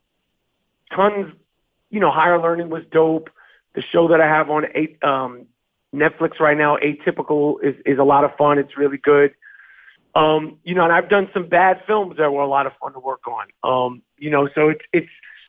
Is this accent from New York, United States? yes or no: yes; New York City, New York, United States; I'm from Manhattan